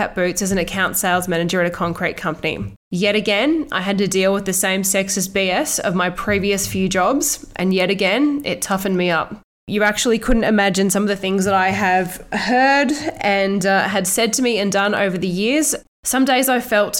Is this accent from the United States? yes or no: no; Australia; born or raised there